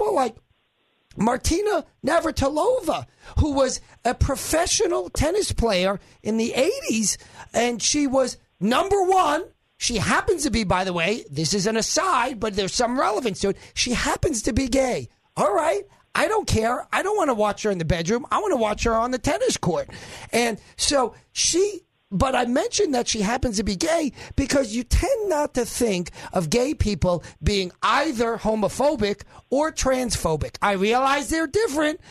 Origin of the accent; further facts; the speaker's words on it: New York, United States; I was born in New York and I'm Jewish.